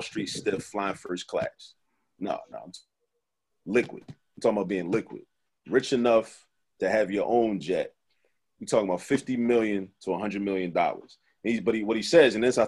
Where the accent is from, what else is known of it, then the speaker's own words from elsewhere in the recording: Baltimore, Maryland, United States; growing up in Baltimore